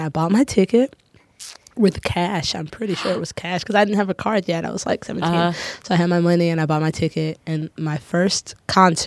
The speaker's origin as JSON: {"language": "English", "town": "Tallahassee", "region": "Florida", "country": "United States", "tie": "born or raised there", "moved": "as an adult", "lives_now": "Chicago, United States", "said": "I'm from Tallahassee, Florida"}